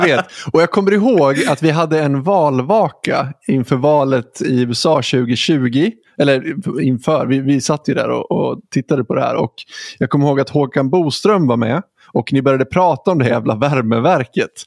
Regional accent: Huddinge, Stockholm County, Sweden; now in Gothenburg, Sweden; du bor i Huddinge där jag är född

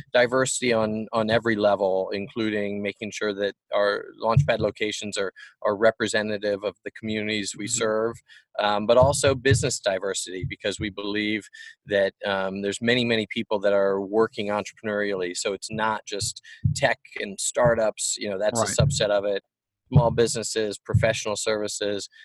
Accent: Richmond, Virginia, United States; moved away; I grew up in Richmond.

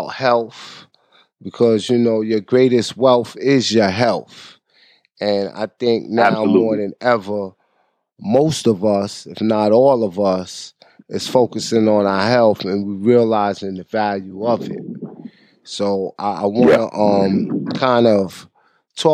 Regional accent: New York City, New York, United States; I'm from the holy city of Mecca. Yeah, I'm right there, 135th

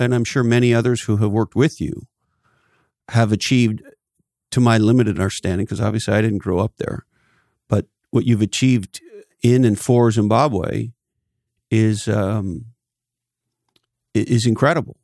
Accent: Canada; I grew up in Canada

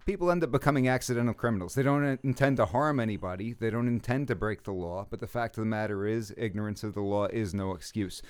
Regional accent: New York City, New York, United States; I'm from Brooklyn

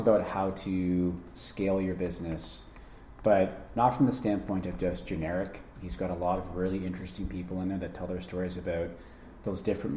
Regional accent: Toronto, Ontario, Canada; I grew up in Scarborough, Scarberia.

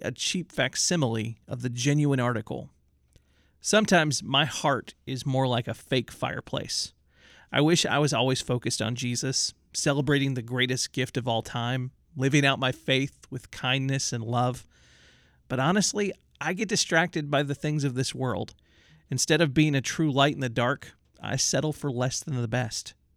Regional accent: New Orleans, Louisiana, United States; I grew up in New Orleans

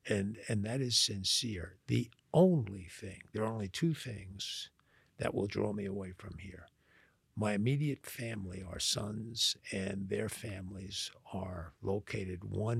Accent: Long Island, New York, United States; accent: Long Island; moved away as an adult; also born or lived in Louisiana; now in Texas, United States; when I tell people I haven't been there since 1970, except to visit, they're shocked by that because I still sound like I'm from Long Island

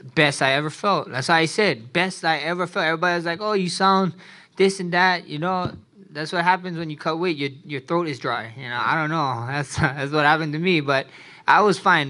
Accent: Hawaii, United States; Us Hawaiians, I'm Hawaiian Samoan

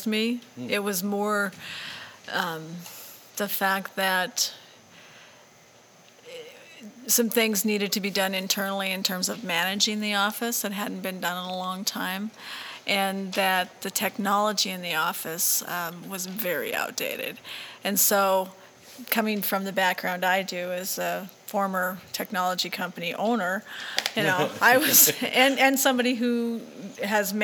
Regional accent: Montana, United States; you're from Montana

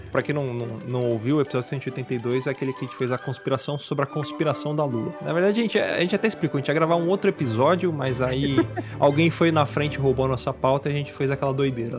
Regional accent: Brazil; apenas um brasileiro

